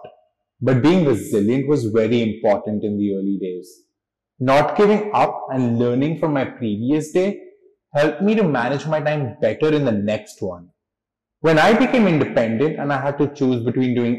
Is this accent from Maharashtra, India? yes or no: yes; Mumbai, Maharashtra, India; moved away as an adult; also born or lived in Los Angeles / Hong Kong / Milan; I am born and raised in Mumbai